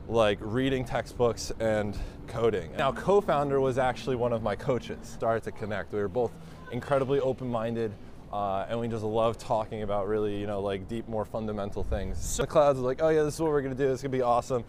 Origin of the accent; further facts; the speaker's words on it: Haledon, North Haledon, Wayne, New Jersey, United States; also born or lived in Ridgewood, New Jersey; I was born in northern New Jersey, a town called Ridgewood, but I grew up in Haledon, North Haledon, Wayne, a few different places.